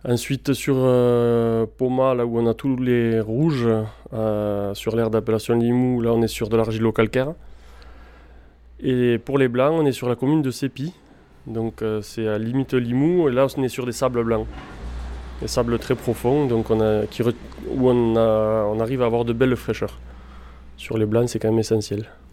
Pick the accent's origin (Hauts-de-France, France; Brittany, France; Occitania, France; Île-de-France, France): Occitania, France; Carcassonne; also born or lived in Bordeaux / Margaux; Je suis né sur Carcassonne euh, il y a déjà 40 ans